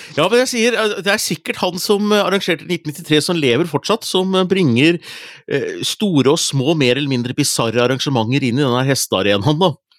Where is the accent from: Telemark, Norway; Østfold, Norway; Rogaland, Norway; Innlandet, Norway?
Innlandet, Norway; Hunndalen; moved away; Hunndalen, der jeg er fra. Hadde vært hos foreldrene mine